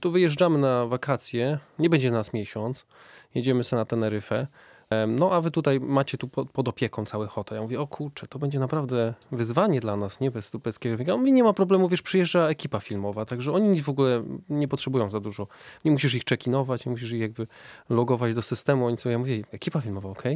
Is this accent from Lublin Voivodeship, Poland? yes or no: no; Wrocław, Lower Silesian Voivodeship, Poland; moved away as an adult; also born or lived in Iceland; ja pochodzę z Wrocławia, więc jestem taki, takim trochę e, mieszczuchem.